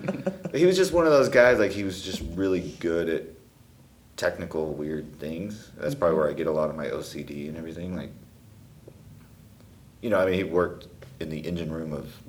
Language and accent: English; Connecticut, United States; born there; also born or lived in Texas; No, I was born on a nuclear submarine base in Connecticut.